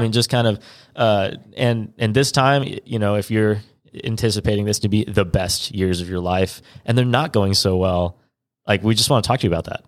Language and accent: English; California, United States; I'm kind of from California